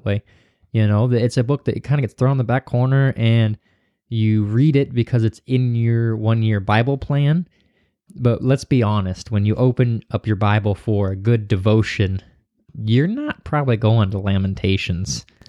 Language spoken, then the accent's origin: English; Missouri, United States; I'm from Missouri